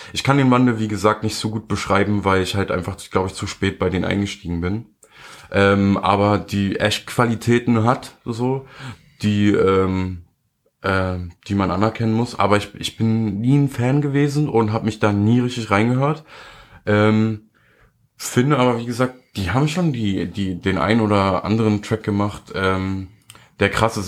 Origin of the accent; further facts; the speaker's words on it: Germany; als Deutscher